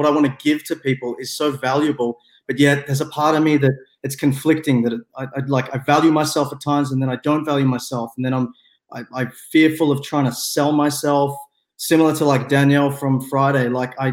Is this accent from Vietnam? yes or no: no; Melbourne, Victoria, Australia; I'm from Australia as well. I'm from Melbourne, so it's nighttime here.